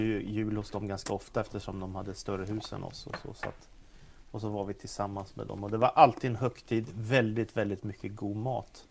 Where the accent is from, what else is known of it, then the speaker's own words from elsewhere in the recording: Stockholm, Stockholm County, Sweden; Jag växte upp i Stockholm